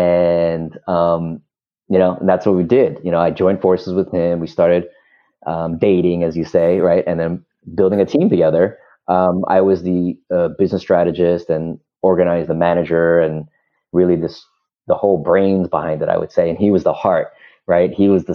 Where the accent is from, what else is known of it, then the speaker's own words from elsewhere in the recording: New York, United States; And, you know, we're from New York.